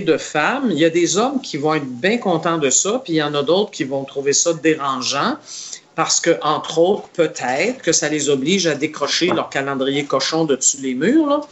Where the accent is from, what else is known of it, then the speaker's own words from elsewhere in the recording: Montreal, Quebec, Canada; je suis né à Montréal